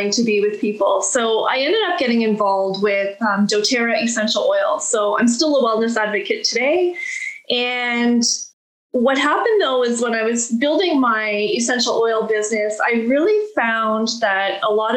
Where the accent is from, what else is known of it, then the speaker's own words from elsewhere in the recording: Listowel, Ontario, Canada; I'm from Listowel, Ontario, and that's where my coaching practice is right now.